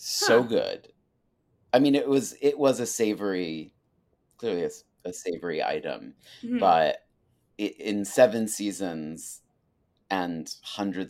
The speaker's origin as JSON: {"language": "English", "region": "New England", "country": "United States", "said": "I'm from New England."}